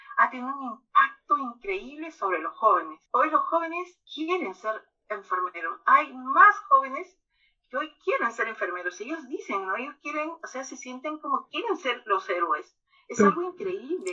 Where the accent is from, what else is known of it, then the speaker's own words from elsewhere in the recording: Peru; aquí en mi país, Perú